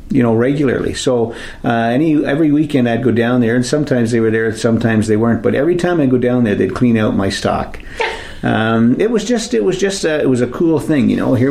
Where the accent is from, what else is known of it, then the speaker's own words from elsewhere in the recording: Wasaga Beach, Ontario, Canada; As you probably know or have heard, I grew up just four doors away from this building. I actually went to school in this building